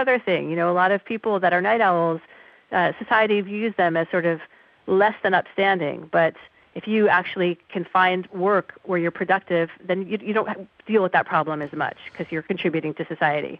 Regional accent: New York City, New York, United States; I grew up in New York City

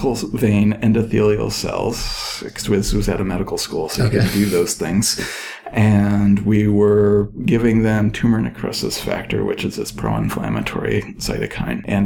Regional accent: Ann Arbor, Michigan, United States; now in Merced, United States; I grew up in Ann Arbor, Michigan, which is a big university town

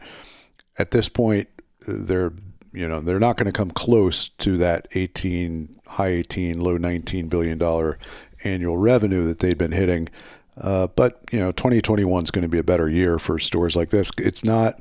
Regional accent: United States

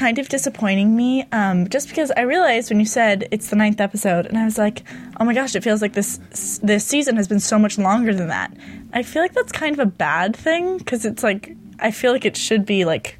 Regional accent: California, United States; I was born in California. I was raised in California.

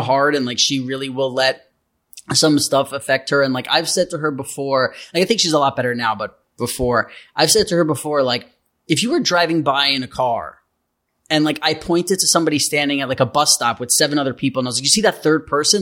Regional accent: New York City, New York, United States; I grew up in New York City

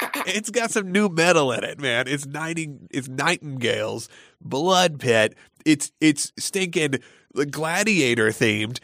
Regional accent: Gwinnett County, outside Atlanta, Georgia, United States; the Gwinnett Place Mall, which was my hometown mall when I was a kid

